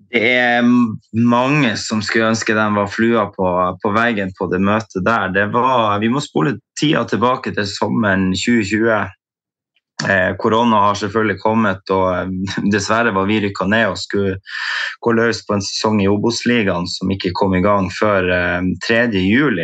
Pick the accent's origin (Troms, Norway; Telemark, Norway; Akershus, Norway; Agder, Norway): Troms, Norway; Tromsø; født og oppvokst i Tromsø